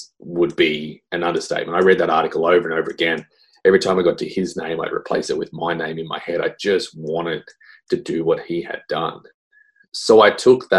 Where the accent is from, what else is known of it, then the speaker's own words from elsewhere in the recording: Australia; I'm just a typical Aussie dude